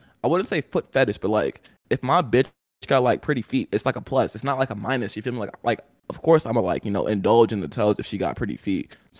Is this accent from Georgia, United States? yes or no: yes; Atlanta, Georgia, United States; From Atlanta, Georgia, born and raised.